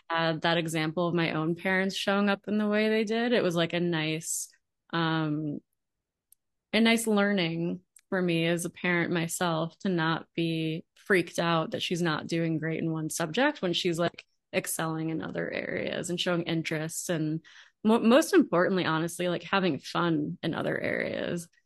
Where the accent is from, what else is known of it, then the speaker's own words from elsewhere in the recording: Long Island, New York, United States; moved away as an adult; also born or lived in Manhattan, New York / New Jersey / Georgia; now in Austin, United States; I spent the majority of my growing up years in New York, on Long Island